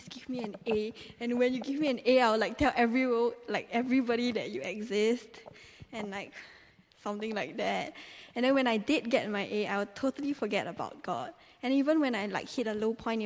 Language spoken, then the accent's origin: English; Singapore; moved away as an adult; now in Teddington, United Kingdom; I came from Singapore, and I came here to study dance